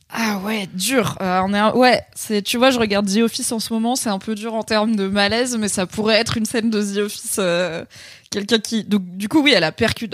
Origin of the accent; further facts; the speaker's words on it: France; accent: French (in English); mon accent français horrible en anglais